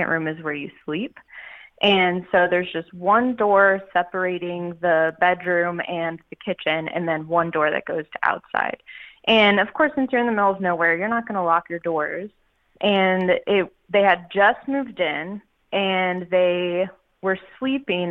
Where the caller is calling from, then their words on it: Canton, Georgia, United States; I am calling from Atlanta, Georgia. Actually, I'm north. I'm close to Canton